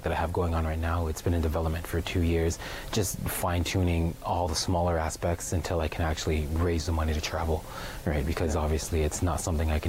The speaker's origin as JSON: {"language": "English", "area": "Six Nations reserve", "region": "Ontario", "country": "Canada", "tie": "born or raised there", "said": "growing up on Six Nations"}